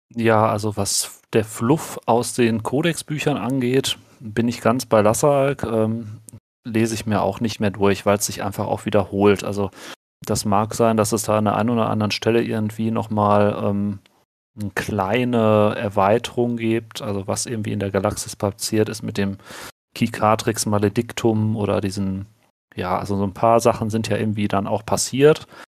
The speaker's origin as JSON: {"language": "German", "area": "Ruhr area", "region": "North Rhine-Westphalia", "country": "Germany", "accent": "Ruhrpott", "said": "bei uns im Ruhrpott, äh, Ruhrpott ihr hört es ja so ein bisschen auch am Akzent"}